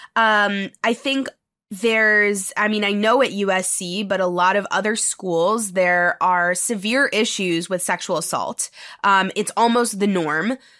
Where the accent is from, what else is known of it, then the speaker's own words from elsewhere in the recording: New York City, New York, United States; moved away as an adult; also born or lived in Los Angeles, California; I'm from New York City, born and raised.